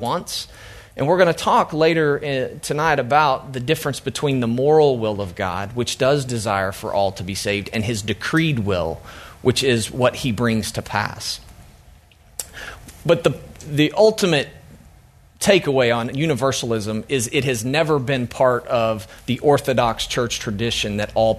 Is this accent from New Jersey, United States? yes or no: no; Oklahoma, United States; I'm from Oklahoma